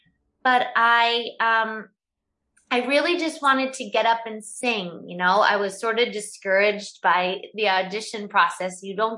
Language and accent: English; Syracuse, New York, United States; I come from Syracuse, New York, so I'm used to the weather and the snow and the cold.